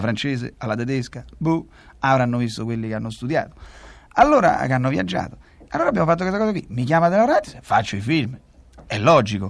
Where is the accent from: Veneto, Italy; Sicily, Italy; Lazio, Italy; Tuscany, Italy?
Lazio, Italy; Rome; oggi sono uno dei pochi romani di Roma perché mia madre è nata a Roma, nacque a Roma, eh, eh, a Testaccio, quindi siamo proprio romani